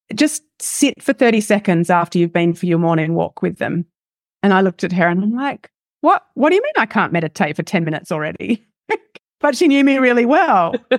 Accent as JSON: {"language": "English", "country": "Australia", "accent": "Australian", "said": "as you can hear by my accent, am Australian, live in Australia."}